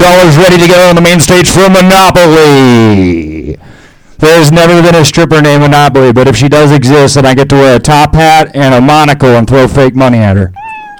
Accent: the Valley, California, United States; I'm from the Valley

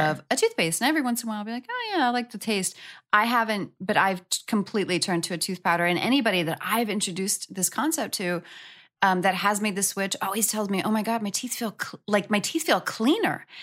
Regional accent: New York, United States; moved away; I'm from New York. and my good girlfriend from high school back in New York

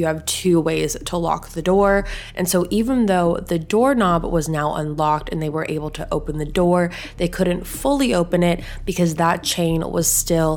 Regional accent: Southern California, United States; I am from Southern California

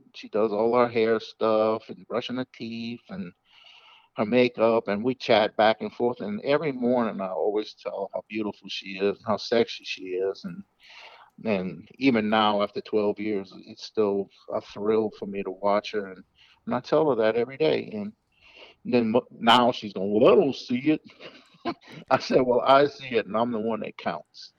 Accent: the South, United States; I'm from the South, so I'm going to say yes, ma'am

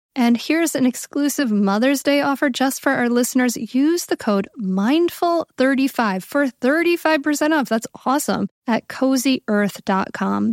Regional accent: Rhode Island, United States; I grew up on Rhode Island

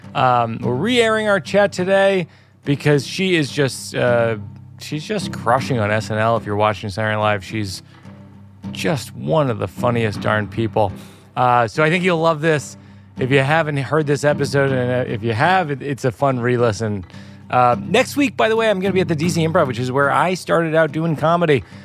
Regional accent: Worcester, Massachusetts, United States; moved away; I grew up in Worcester

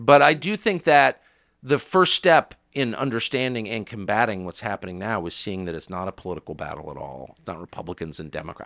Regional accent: United States; I'm an American

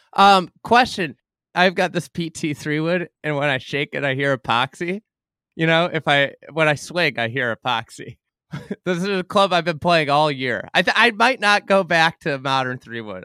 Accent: Lake Bluff, Illinois, United States; I grew up in Lake Bluff, um, Illinois, north of Chicago

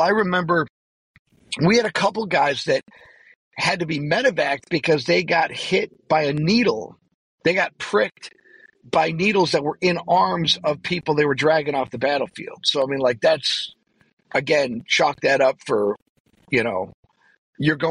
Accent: Buffalo, New York, United States; I'm from Buffalo

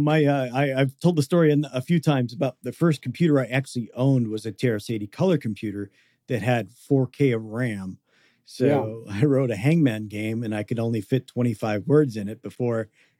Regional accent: Seattle, Washington, United States; I'm from the Seattle area.

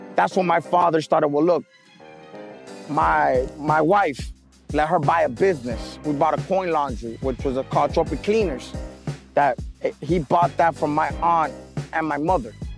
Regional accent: Medellin, Antioquia, Colombia; also born or lived in New York, United States; now in Miami, United States; I was born in New York. When I was born in New York, about uh, a month, a month old, my family took me to Medellin, Colombia, where I lived most of my uh, my childhood growing up

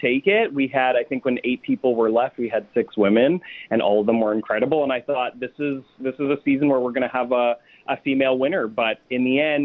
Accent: Winnipeg, Manitoba, Canada; I'm from Winnipeg, so I'm flying home tomorrow

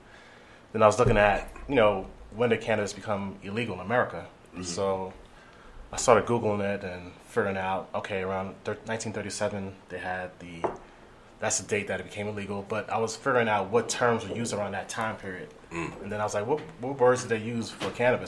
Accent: New York City, New York, United States; I'm from Brooklyn, New York

